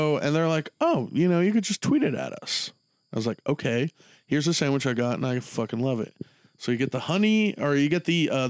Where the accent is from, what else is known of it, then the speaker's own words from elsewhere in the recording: Texas, United States; It'd be cool just like, that would mean a lot to me as a Texan.